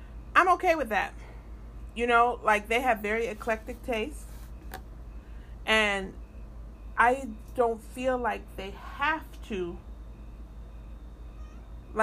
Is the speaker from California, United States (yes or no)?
yes; Los Angeles, California, United States; I grew up in South Central, like down the street from Florence and Normandy where the riots started